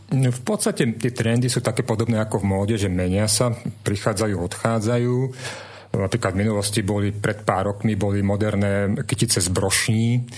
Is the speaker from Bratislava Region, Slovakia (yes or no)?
no; Trnava, Trnava Region, Slovakia; som rodený Trnavčan